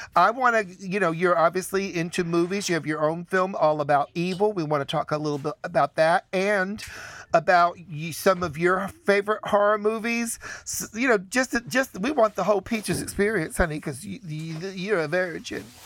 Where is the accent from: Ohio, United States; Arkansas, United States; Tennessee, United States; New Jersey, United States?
Tennessee, United States; Chattanooga; where I grew up in Chattanooga, Tennessee